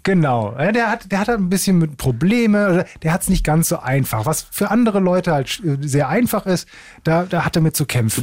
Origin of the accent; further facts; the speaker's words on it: Essen, North Rhine-Westphalia, Germany; ich komme aus Essen